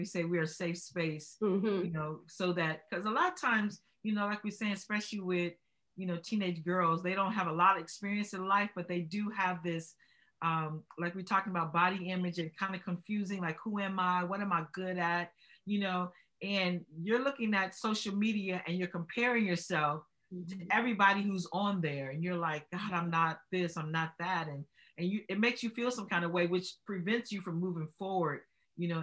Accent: Los Angeles, California, United States; I grew up in Los Angeles and I went to Los Angeles High School.

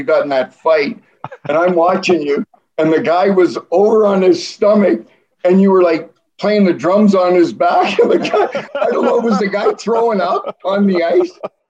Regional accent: Peterborough, Ontario, Canada; Kevin and I grew up together in Peterborough and played together from the time we were 8 years old

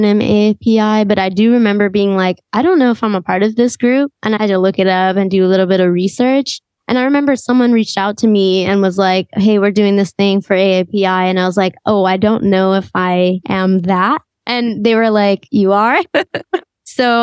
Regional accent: New York City, New York, United States; growing up in New York

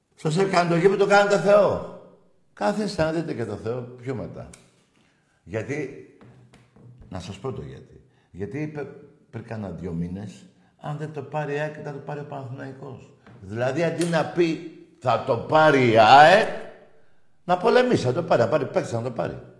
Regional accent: Greece; η Ελλάδα, η σημαία μου, η πατρίδα μου

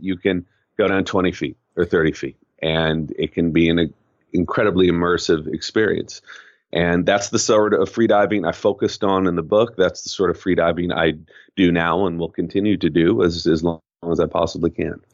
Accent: Southern California, United States; now in San Francisco, United States; I grew up in Southern California and spent most of my youth in the water

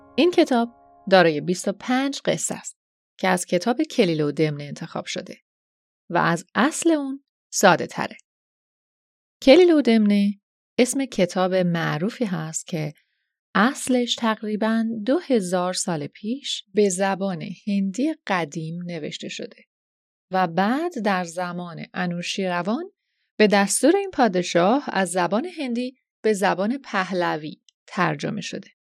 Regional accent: Iran; first language Persian; moved away as an adult; چند سالی هست که به دور از خاکی که درش به دنیا اومدم زندگی می‌کنم

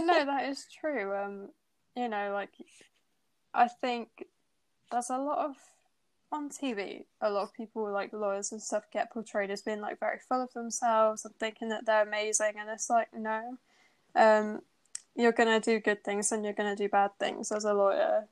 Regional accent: Bristol, South West England, United Kingdom; moved away as an adult; now in Birmingham, United Kingdom; I'm from Bristol, not from Birmingham. So when I moved away from home for uni

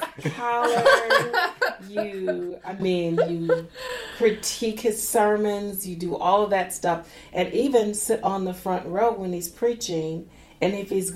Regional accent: Minneapolis, Minnesota, United States; also born or lived in Dallas, Texas; I grew up mostly in North Minneapolis.

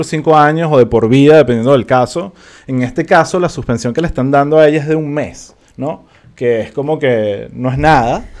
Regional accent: Venezuela

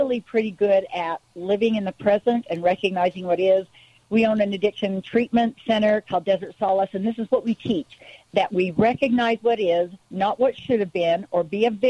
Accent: United States; also born or lived in St. George, Utah; I'm an American

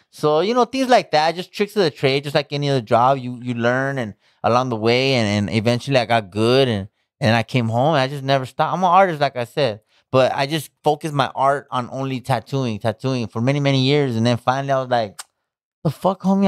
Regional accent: Pomona, California, United States; I'm from Pomona.

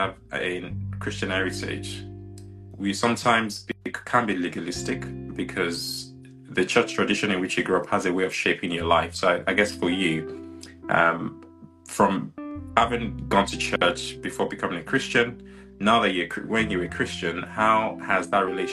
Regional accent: Nigeria; I'm also Nigerian

